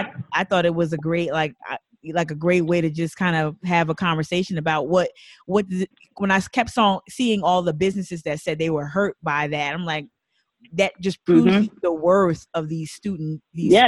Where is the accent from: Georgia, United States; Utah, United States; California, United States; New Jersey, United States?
New Jersey, United States; Northeast; moved away as an adult; also born or lived in Philadelphia, Pennsylvania; I was born and raised in the Northeast